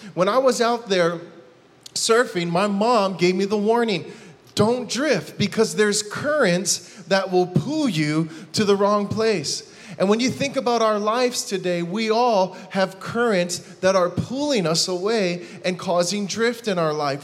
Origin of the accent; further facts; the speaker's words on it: Hawaii, United States; I'm from Hawaii